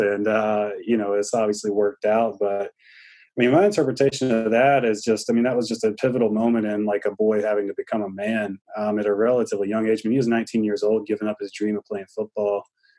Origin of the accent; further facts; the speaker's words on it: Greenville, North Carolina, United States; I was a graduate student at East Carolina University, where he was an offensive coordinator. And that's when he was, you know, that's my hometown.